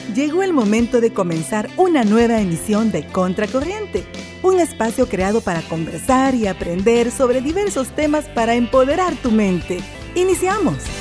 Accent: El Salvador; nosotros como salvadoreños

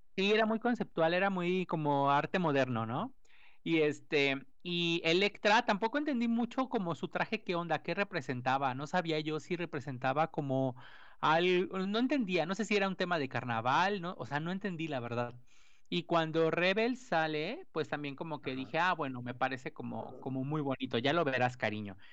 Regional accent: Mexico; nosotros como mexicanos

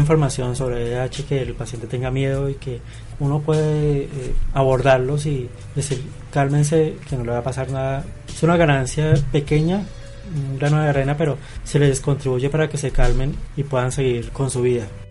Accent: Colombia; todos somos colombianos

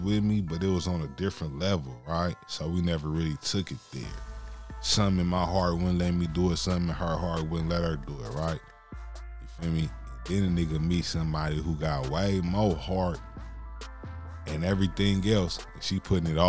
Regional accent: West Coast, United States; I'm from the West Coast, but the foundation is in the South

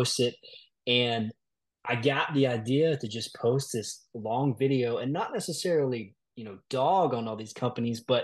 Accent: South Georgia, United States; I'm actually from Middle Georgia. I was, you know, born and raised kind of more in the South Georgia area

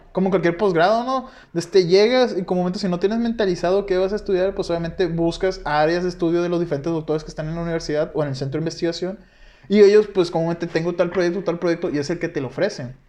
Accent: Guasave, Sinaloa, Mexico; yo de donde soy de Guasave

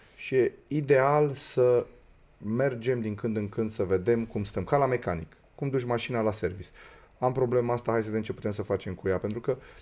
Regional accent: Romania; noi ca români

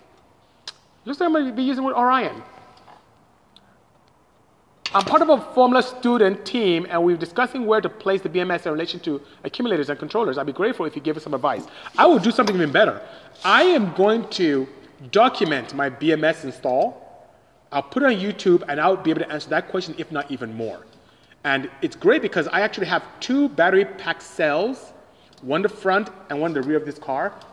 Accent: Nigeria; I'm Nigerian from West Africa.

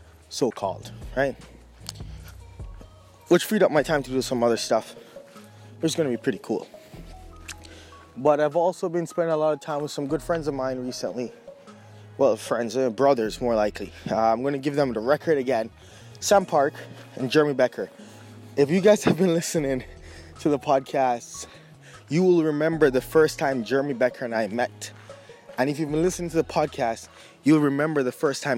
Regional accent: Jamaica; moved away; also born or lived in Surrey, British Columbia; I grew up with in Jamaica

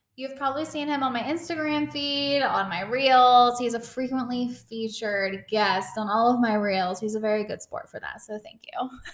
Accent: California, United States; now in Brooklyn, United States; I'm from California

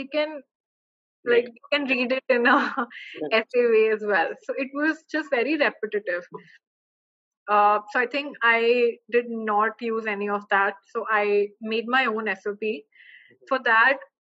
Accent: Delhi, India; moved away as an adult; also born or lived in Oxford; I am from SRCC or I am from Delhi

